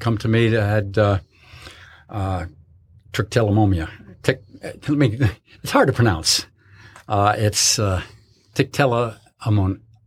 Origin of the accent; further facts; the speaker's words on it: Connecticut, United States; moved away; I was born, born and raised in Connecticut.